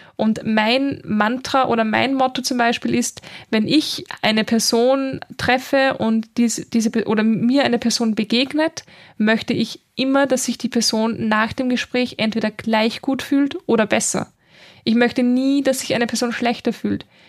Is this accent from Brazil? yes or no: no; Linz, Upper Austria, Austria; moved away as an adult; now in Vienna, Austria; ich bin nämlich ursprünglich aus Oberösterreich in Linz, also ich bin in Linz geboren